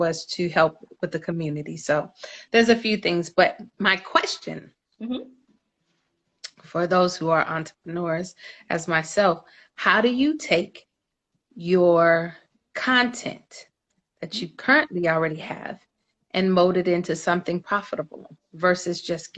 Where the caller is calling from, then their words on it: Los Angeles, California, United States; I'm calling you from California, Los Angeles.